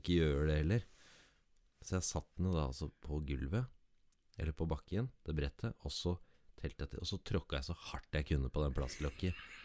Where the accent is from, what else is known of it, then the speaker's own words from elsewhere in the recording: Jarfjord, Finnmark, Norway; moved away; Jarfjord som mm. er mitt hjerte nærmest, da. Ja. Uansett. Det er det stedet jeg alltid har følt meg hjemme, uansett hvor jeg har bodd